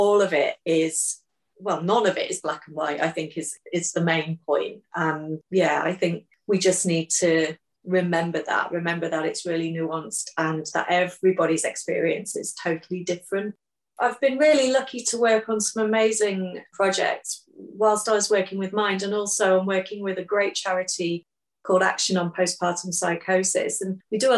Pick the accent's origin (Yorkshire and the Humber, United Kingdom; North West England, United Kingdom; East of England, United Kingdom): Yorkshire and the Humber, United Kingdom; Hull; Hull, my hometown.